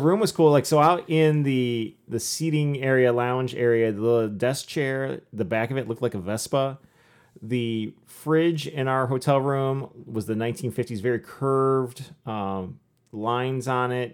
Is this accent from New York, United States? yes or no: no; Michigan, United States; born and raised in Michigan.